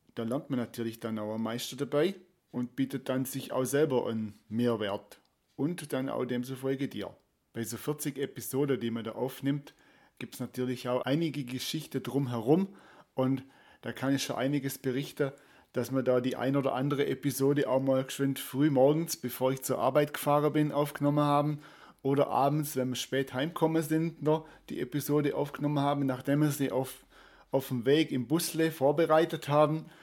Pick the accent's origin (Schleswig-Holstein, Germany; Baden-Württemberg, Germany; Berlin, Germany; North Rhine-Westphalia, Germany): Baden-Württemberg, Germany; Danube Valley near Beuron; moved away; im Donautal in meiner alten Heimat ums Eck am Knopfmacherfelsen und am Kloster Beuron